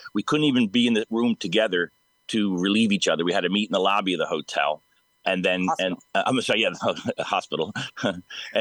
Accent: East Coast, United States; now in Sacramento, United States; I'm from the East Coast originally, so my family is all back there

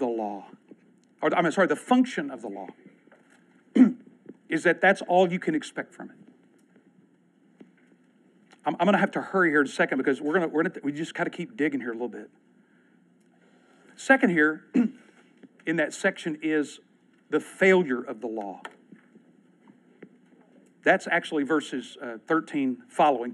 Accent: Texas, United States; I'm from Texas

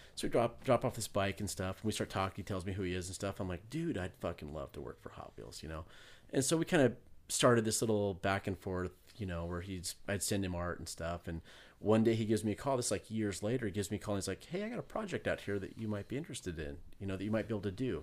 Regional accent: Spokane, Washington, United States; my hometown. Where at? Spokane

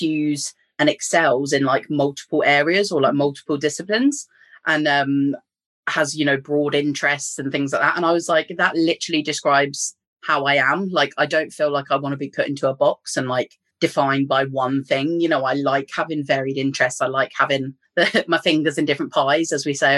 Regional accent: England, United Kingdom; moved away as an adult; now in Northern Ireland, United Kingdom; you can probably tell from my accent, I'm from England, but I live in Northern Ireland and I've been over here for about 10 years

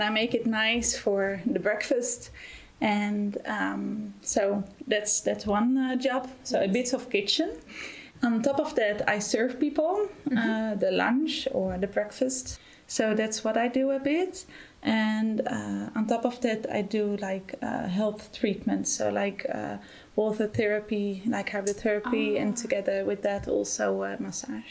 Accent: Netherlands; moved away as an adult; now in Germany; I'm originally from the Netherlands and um, I'm here since February this year

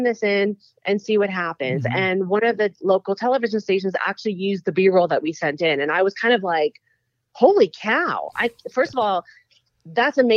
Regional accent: Sarasota, Florida, United States; I moved back to Sarasota, which was my hometown

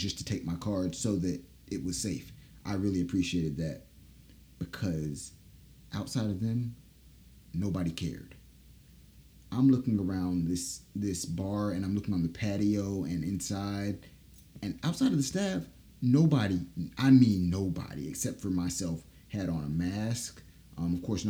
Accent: Durham, North Carolina, United States; also born or lived in Greensboro, North Carolina; So we're actually both from Durham, but met in Greensboro. Had no clue we were both from Durham. And now look, we're back in Durham married

